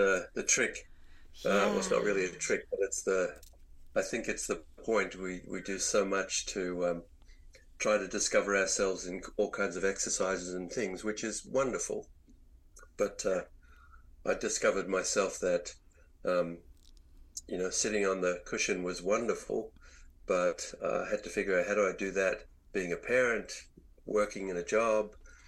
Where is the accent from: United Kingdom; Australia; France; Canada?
Australia; moved away as an adult; also born or lived in Virginia, United States; as an Australian, one thing I never experienced in my growing up was to be out in the woods in the snow